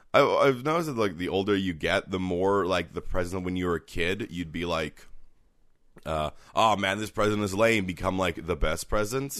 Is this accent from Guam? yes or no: no; Canada